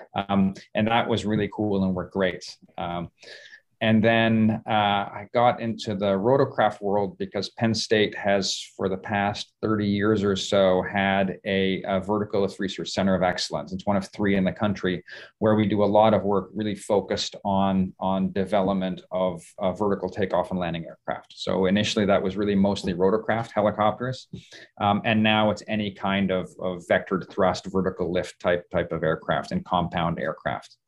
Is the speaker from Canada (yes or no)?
yes; Canada; moved away as an adult; also born or lived in Seattle, Washington / Toronto; I grew up in Canada